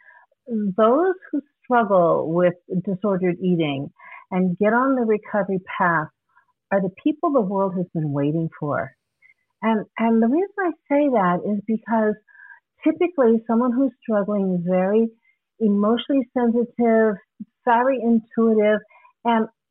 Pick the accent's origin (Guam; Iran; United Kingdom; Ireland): Guam; moved away; also born or lived in Hawaii; I'm originally from Guam.